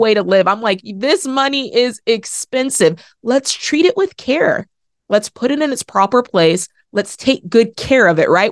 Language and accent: English; Oregon, United States; I grew up in Oregon